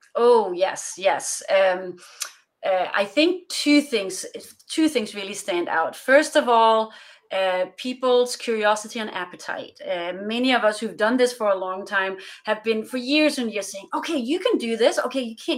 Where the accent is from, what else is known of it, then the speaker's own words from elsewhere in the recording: Denmark; moved away as an adult; also born or lived in Europe; now in West Coast, United States; I'm originally from Denmark. I'm Danish